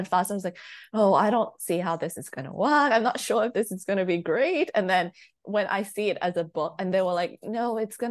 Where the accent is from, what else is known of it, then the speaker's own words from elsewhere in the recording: Thailand; I'm not from the UK or I'm not from the US, so I'm like born and raised in Thailand